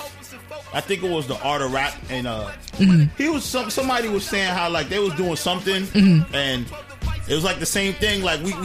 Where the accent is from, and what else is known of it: New York, United States; born or raised there; also born or lived in Brooklyn, New York / Mount Vernon, New York